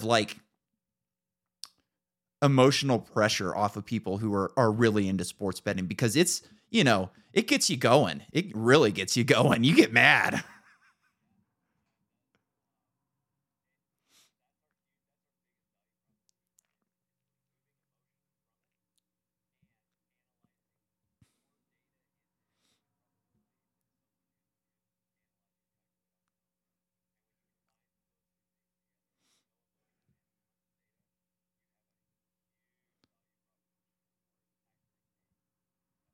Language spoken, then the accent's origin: English; California, United States; moved away as an adult; now in Boise, United States; I'm from California. I live in Boise now